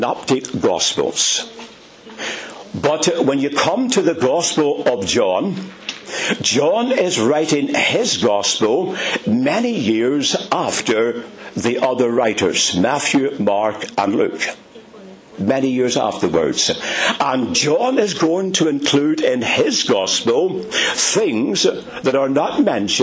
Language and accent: English; Ulster, Northern Ireland, United Kingdom; accent: Ulster; you shall recognize me by my Ulster accent